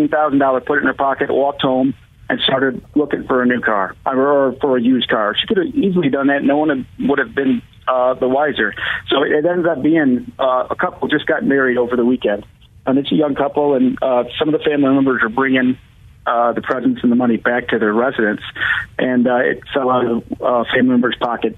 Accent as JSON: {"language": "English", "town": "Grand Rapids", "region": "Michigan", "country": "United States", "tie": "born or raised there", "said": "because I'm from Grand Rapids."}